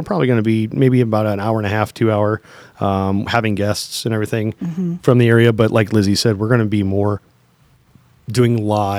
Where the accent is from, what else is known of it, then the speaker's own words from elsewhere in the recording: St. Louis, Missouri, United States; We are from the Lou.